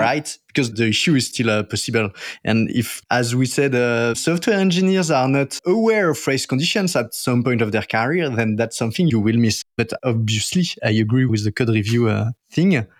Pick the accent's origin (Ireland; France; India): France; accent: French; English is a second language; my French accent